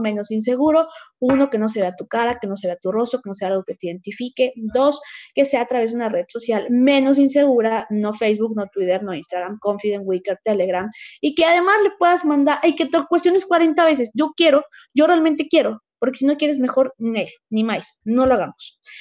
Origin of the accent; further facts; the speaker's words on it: Huauchinango, Puebla, Mexico; yo soy originaria de la Sierra Norte de Puebla, en Huauchinango